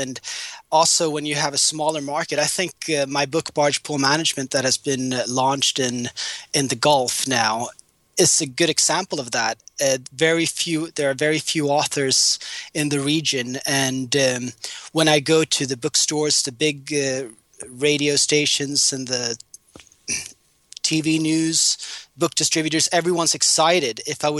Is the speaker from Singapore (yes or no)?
yes; Singapore; moved away as an adult; also born or lived in London; now in Dubai, United Arab Emirates; I grew up in Singapore, and my father used to work in telecoms in the military industry.